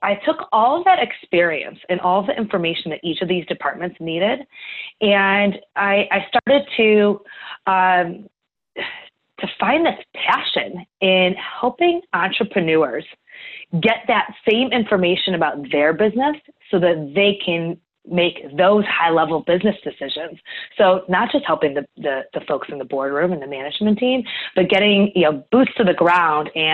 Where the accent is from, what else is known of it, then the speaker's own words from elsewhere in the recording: Cleveland, Ohio, United States; So I grew up in Cleveland, Ohio